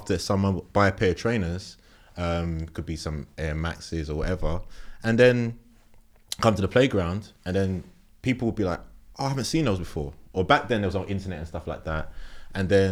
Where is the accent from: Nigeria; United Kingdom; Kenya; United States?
United Kingdom; London; born and raised in Tottenham